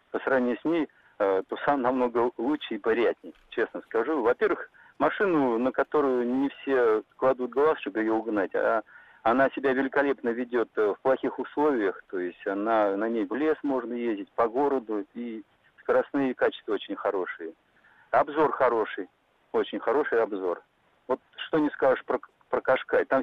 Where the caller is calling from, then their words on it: Saint Petersburg, Russia; Добрый день. Я из Санкт-Петербурга.